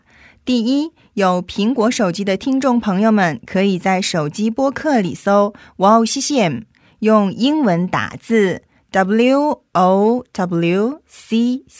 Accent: China; 我是中国人

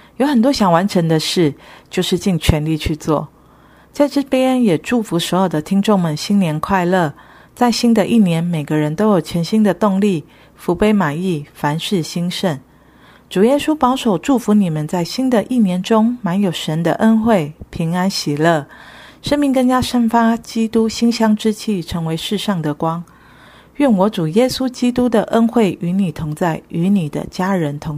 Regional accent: Taiwan

